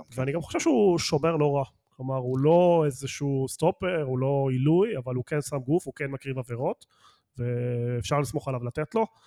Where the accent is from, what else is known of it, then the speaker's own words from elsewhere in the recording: Argentina; now in Israel; אני ארגנטינאי